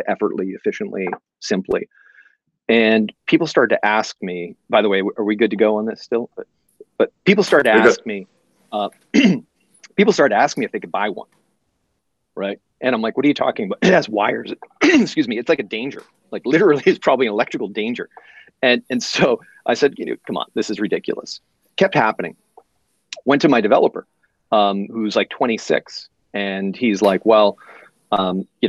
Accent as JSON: {"language": "English", "town": "Boston", "region": "Massachusetts", "country": "United States", "moved": "yes", "lives_now": "San Francisco, United States", "said": "I live in San Francisco, but I'm originally from the East Coast and from Boston."}